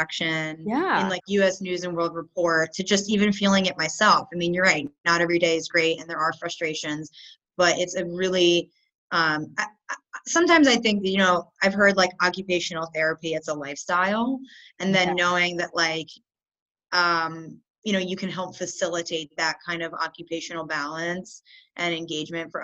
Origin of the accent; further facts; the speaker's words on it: Newark, Delaware, United States; moved away as an adult; I grew up in Newark, Delaware, which is where the University of Delaware was